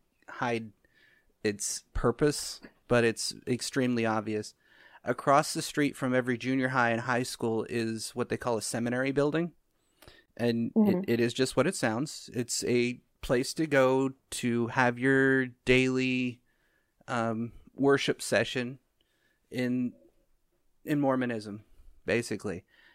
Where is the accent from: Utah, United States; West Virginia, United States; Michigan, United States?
Utah, United States; Try growing up in Utah.